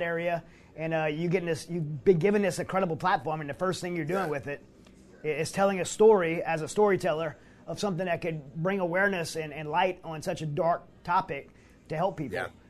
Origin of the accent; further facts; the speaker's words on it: Louisiana, United States; I grew up in Louisiana